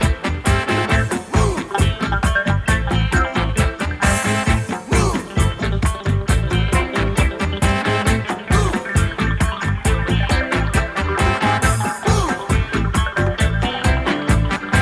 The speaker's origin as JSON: {"language": "English", "area": "San Francisco Bay Area", "region": "California", "country": "United States", "said": "I'm from the Bay Area."}